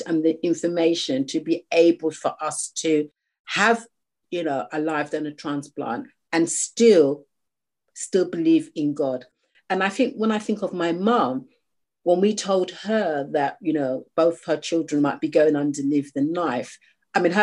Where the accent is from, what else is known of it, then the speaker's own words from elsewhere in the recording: United Kingdom; I'm a British Nigerian. I was born here